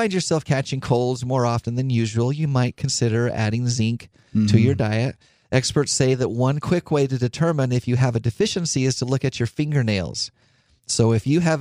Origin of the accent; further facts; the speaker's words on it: Idaho, United States; I grew up in Idaho